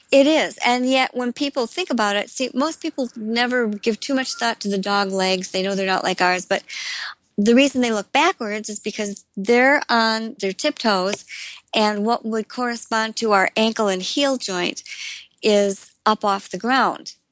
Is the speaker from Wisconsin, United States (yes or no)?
yes; Elkhorn, Wisconsin, United States; a road just outside of my hometown of Elkhorn, Wisconsin